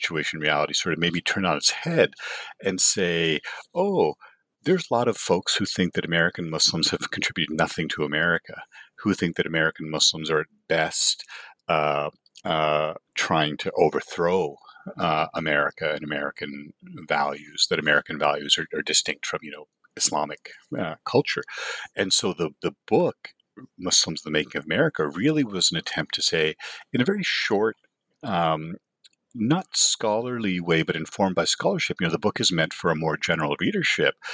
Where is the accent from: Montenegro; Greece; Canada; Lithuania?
Canada; Toronto, Ontario; moved away as an adult; now in Los Angeles, United States; I grew up in Canada, did a PhD at the University of Toronto